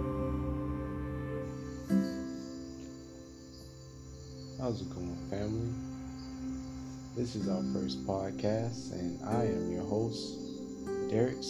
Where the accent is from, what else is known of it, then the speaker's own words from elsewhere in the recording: Miami, Florida, United States; moved away as an adult; also born or lived in Chicago, Illinois; now in Costa Rica; I was born and raised in Miami, Florida, and you know, I spent most of my life there.